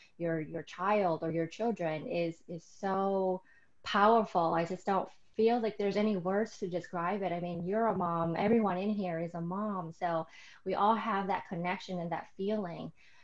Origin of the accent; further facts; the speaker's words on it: Vietnam; I was born in Vietnam